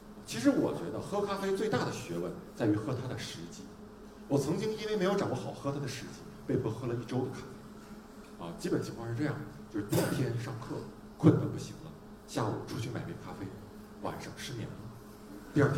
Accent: China; 就是我们中国人对死的这个说法挺委婉的，对吧？

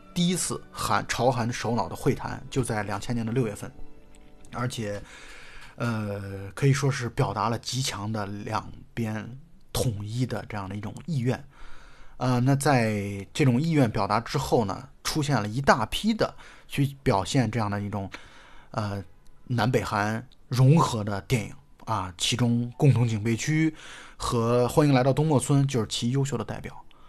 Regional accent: China; 以我们中国人的视角来去看它的话

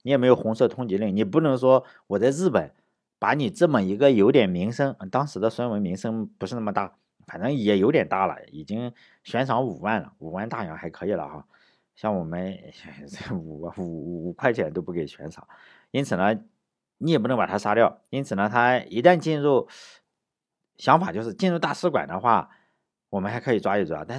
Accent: Shandong, China; 我们这个山东人

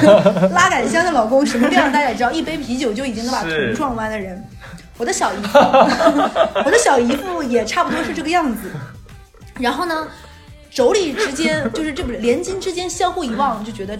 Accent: Northeast China, China; 我觉得我们东北人在山东人面前和内蒙古面前是俯首称臣的。

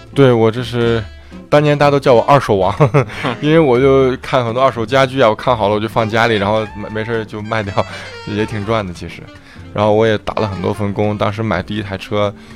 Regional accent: Shaanxi, China; moved away as an adult; also born or lived in Chengdu, China; now in United States; 十六七岁的时候就在陕西东胜，也就是我的家乡，参加的，呃，青年队，三队和二队的训练。然后零八年的时候就来美国了

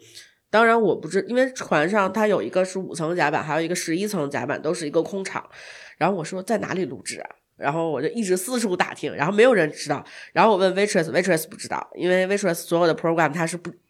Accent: China; 因为当时他们说我是从中国来的嘛

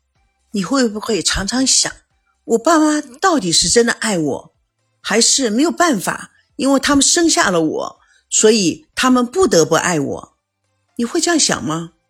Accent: United States; 我从美国来，中国的方式，美国的方式，对于亲人和朋友之间的一种情感以及看法，真的会很不一样。

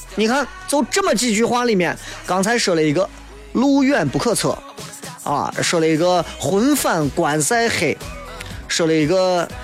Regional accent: Guanzhong, Shaanxi, China; accent: Guanzhong dialect; 这是咱本地方言

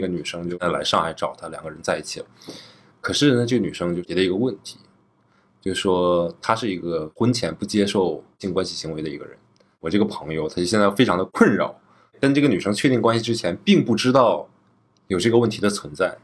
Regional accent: Northeast China, China; 我作为一个土生土长的东北人

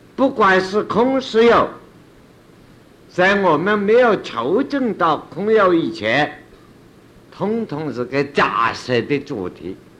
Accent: China; 我们中国人说禅宗

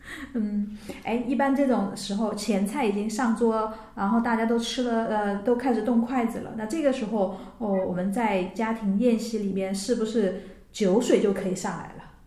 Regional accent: Chongqing, China; 我们重庆人在长江边上钓鱼

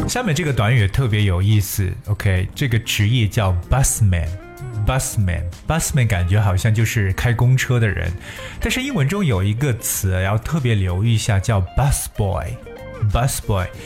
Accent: China; 我们中国人常讲三百六十五行，行行出状元

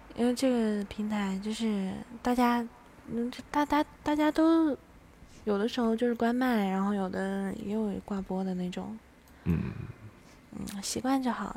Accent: Jilin, China; 我吉林的

